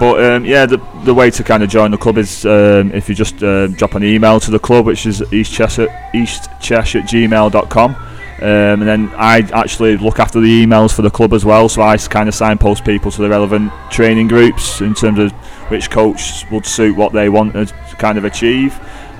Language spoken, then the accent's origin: English; United Kingdom; we grew up in the Copley area, so we've always been up over Walkerwood and reservoirs and up to the Trig Point from a young age really.